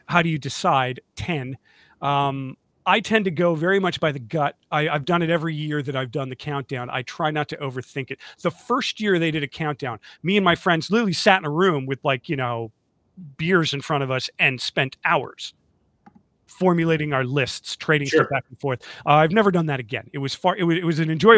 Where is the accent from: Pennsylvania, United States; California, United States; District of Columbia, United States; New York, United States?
New York, United States; Rochester; growing up in the Rochester, New York area